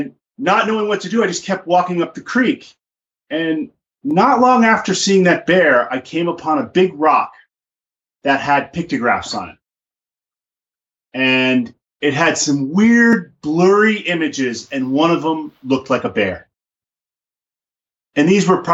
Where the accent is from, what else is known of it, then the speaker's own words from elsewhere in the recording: New York City, New York, United States; also born or lived in Alaska; now in Montana, United States; I was a kid from the Bronx